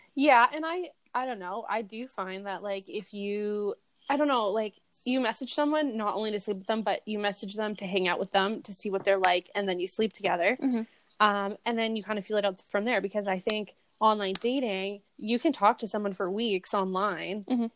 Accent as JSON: {"language": "English", "country": "Canada", "accent": "Canadian redneck", "said": "a fucking Canadian redneck accent"}